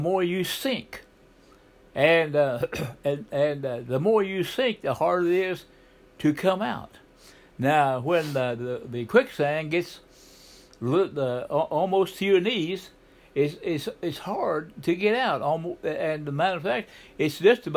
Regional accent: southeastern Oklahoma, United States; I grew up in Oklahoma, a southeastern part

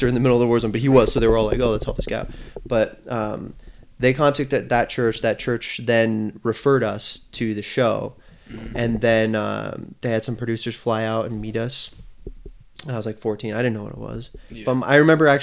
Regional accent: New Mexico, United States; where are you from? And I was like, New Mexico.

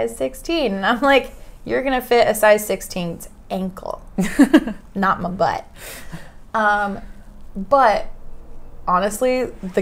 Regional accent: Oregon, United States; moved away as an adult; I'm from Oregon, small town

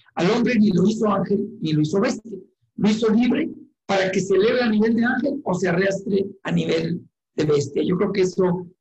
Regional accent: Chihuahua, Mexico; moved away as an adult; now in Ciudad Juárez, Mexico; nací en Chihuahua capital, pero tengo 22 años en Juárez

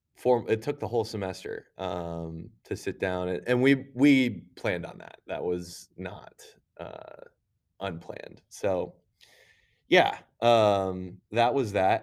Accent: Lindsborg, Kansas, United States; moved away; also born or lived in Minnesota; I'm from Kansas originally, so, uh, my, my hometown is actually Little Sweden

